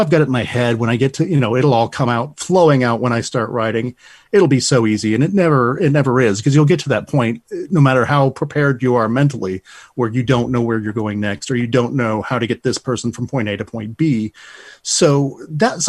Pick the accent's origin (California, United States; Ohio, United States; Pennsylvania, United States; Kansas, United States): Ohio, United States; Lima; also born or lived in Toledo, Ohio; My hometown is Lyme, Ohio